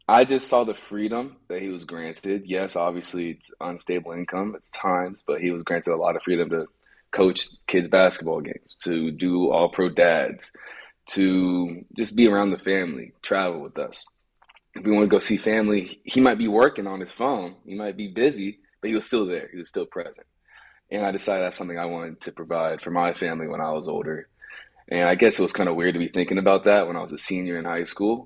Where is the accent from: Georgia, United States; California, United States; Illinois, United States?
California, United States; Los Angeles; I grew up in Los Angeles